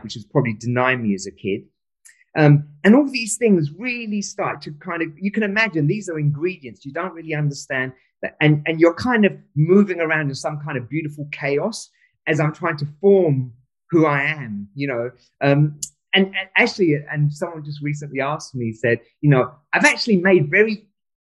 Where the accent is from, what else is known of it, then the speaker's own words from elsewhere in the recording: London, United Kingdom; also born or lived in Pakistan; We moved to London